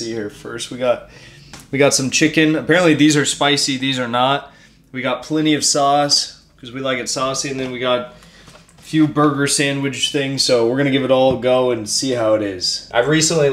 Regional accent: United States; I'm from America.

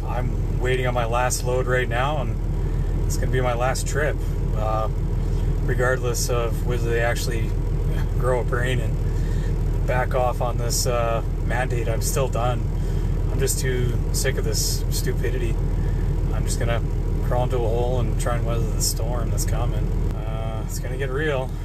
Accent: Canada; I'm a Canadian trucker as well, and, uh, I usually haul between Alberta and Texas

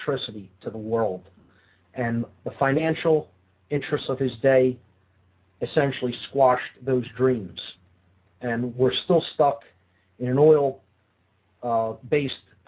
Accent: Philadelphia, Pennsylvania, United States; I'm from Philadelphia

